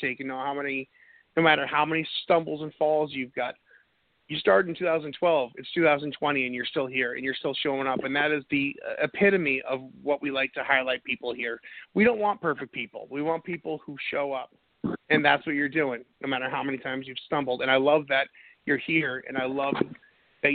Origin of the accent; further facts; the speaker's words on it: New England, United States; now in North Carolina, United States; I'm from New England